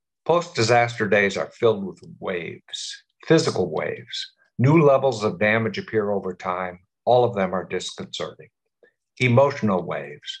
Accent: New Orleans, Louisiana, United States; we New Orleanians

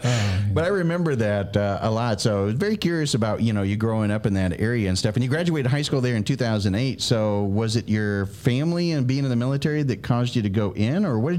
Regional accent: Oxnard, California, United States; now in Georgia, United States; Well, I actually I was born in Oxnard.

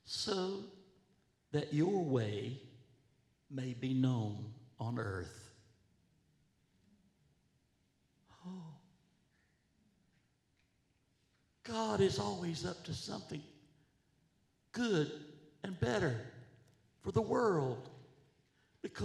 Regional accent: North Carolina, United States; moved away; also born or lived in Washington, D.C. / Princeton, New Jersey; I was raised in North Carolina, up a path, a mile down the path, on a tobacco farm

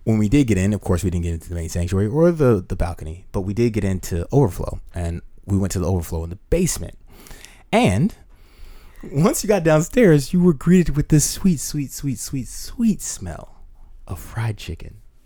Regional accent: United States; as an American

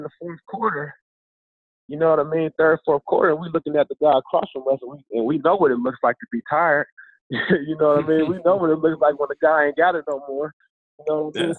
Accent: Ohio, United States; moved away; I was from Ohio

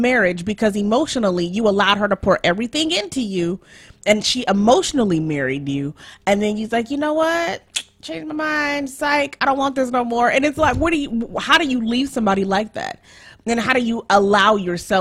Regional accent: Nigeria; I'm Nigerian

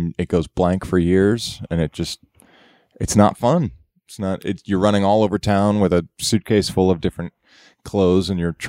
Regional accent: Canada; I'm Canadian.

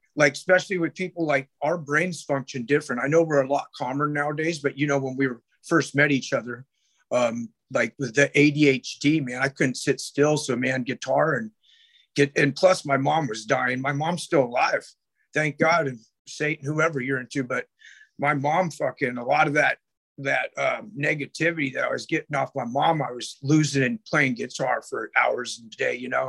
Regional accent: Sacramento, California, United States; I grew up in Oak Park, Sacramento

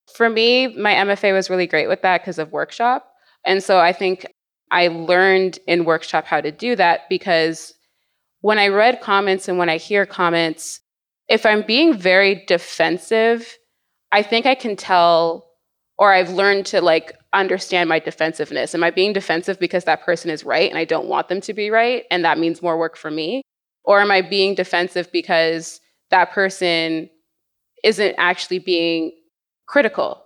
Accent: Canada; also born or lived in United States; being Canadian

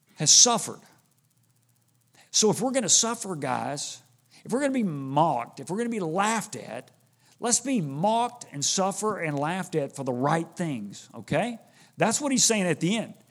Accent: Houston, Texas, United States; I grew up in Houston

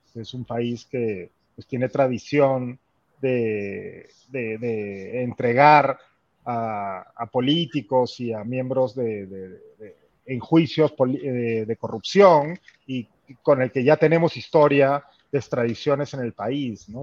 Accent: Peru; moved away; mi trabajo como peruano en el extranjero

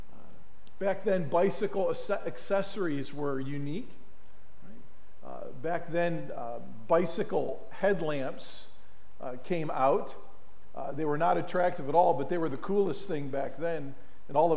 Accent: Mentor-on-the-Lake, Ohio, United States; We grew up on Marine Parkway here in Menor on the Lake, Ohio

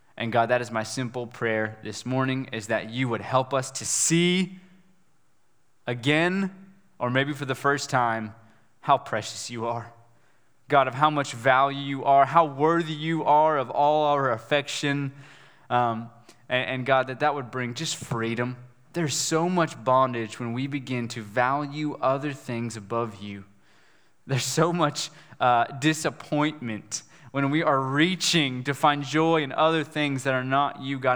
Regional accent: West Virginia, United States; moved away; I'm from West Virginia

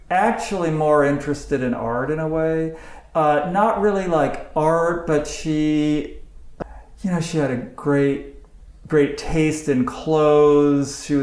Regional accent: Santa Barbara, California, United States; Where did you grow up? Santa Barbara.

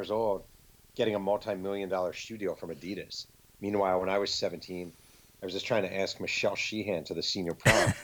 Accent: New York, United States; moved away as an adult; now in Southern California, United States; I grew up in New York. I moved to Southern California about 6 years ago.

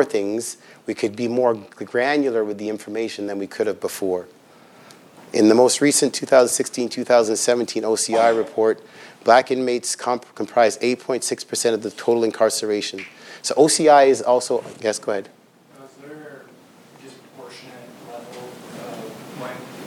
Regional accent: Toronto, Ontario, Canada; also born or lived in Regent Park, Toronto / Scarborough, Toronto; I grew up in Ontario housing, so I know it's called something different now, but there is Ontario housing and Ontario housing units in Toronto

